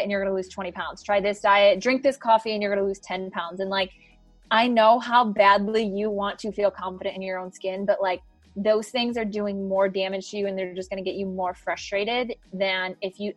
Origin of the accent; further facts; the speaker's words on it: Ohio, United States; now in Scottsdale, United States; I am originally from Ohio